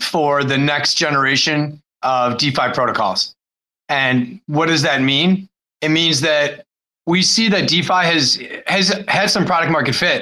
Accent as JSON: {"language": "English", "region": "Wisconsin", "country": "United States", "tie": "born or raised there", "also_born_or_lived": "Chicago / Costa Rica", "moved": "as an adult", "said": "I grew up in Wisconsin"}